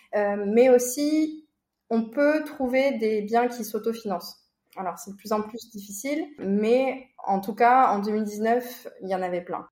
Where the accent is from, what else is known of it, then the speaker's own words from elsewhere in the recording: Toulouse, Occitania, France; moved away as an adult; also born or lived in Argentina; now in Buenos Aires, Argentina; J'ai grandi à Toulouse.